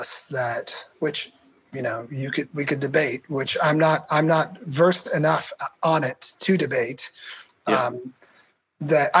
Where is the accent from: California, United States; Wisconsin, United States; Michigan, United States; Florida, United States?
California, United States; Morgan Hill; also born or lived in North Carolina; now in San Diego, United States; I grew up in Morgan Hill, South Bay area.